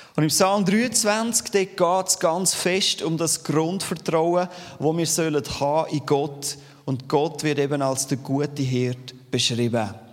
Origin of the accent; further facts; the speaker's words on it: Steinmaur, Zurich, Switzerland; accent: Zürich Unterland Dialekt; Ich bin aufgewachsen in Steinmur, Zürich Unterland.